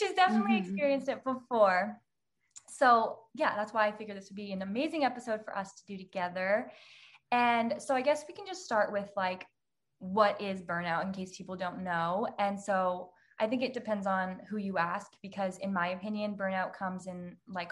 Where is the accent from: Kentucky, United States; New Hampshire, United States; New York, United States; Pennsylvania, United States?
New Hampshire, United States; moved away as an adult; now in Florida, United States; I'm from New Hampshire. I just moved to Florida now, but I lived in New Hampshire my whole life.